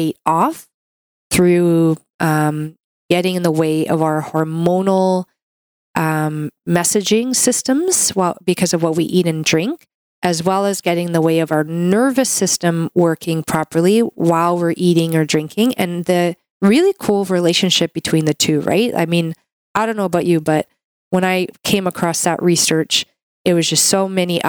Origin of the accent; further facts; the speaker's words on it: Canada; I'm a Canadian medical doctor